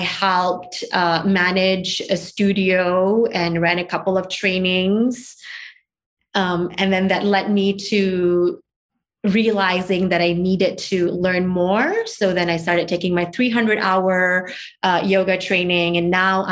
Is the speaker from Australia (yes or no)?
no; Malaysia; also born or lived in Singapore; now in United States; I grew up in Singapore and then was raised in Malaysia before I moved here to the U.S.